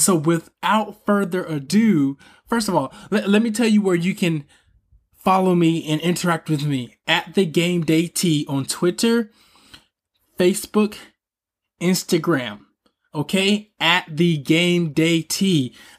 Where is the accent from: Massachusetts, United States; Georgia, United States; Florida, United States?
Georgia, United States; Atlanta; moved away as an adult; now in Bay Area, United States; I'm from Atlanta, Georgia. I'm currently living in the Bay Area. I moved here in 2016, and I haven't looked back since.